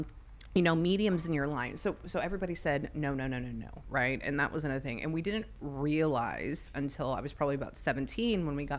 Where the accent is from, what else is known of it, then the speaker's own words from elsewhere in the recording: Pasadena, California, United States; And I grew up in Pasadena, so what was there a lot of? There was a lot of shootings, right?